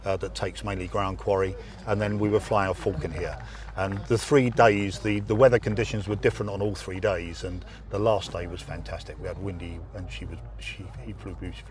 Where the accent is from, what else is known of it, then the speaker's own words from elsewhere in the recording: England, United Kingdom; as an Englishman